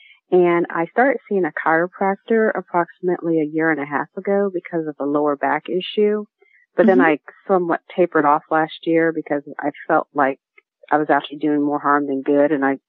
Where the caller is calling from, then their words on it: Sandy Springs, Georgia, United States; I'm calling from Georgia. I'm in Atlanta.